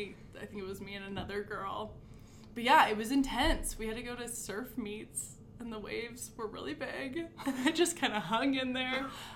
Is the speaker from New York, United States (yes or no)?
no; Hermosa Beach, California, United States; moved away as an adult; also born or lived in Pasadena; now in Nevada, United States; So I grew up in Southern California, small beach town called Hermosa Beach. And about 9 years ago, my husband and I moved here. We were living in Pasadena